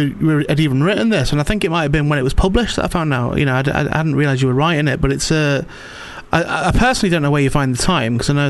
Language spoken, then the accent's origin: English; St Helens, North West England, United Kingdom; so I support Saints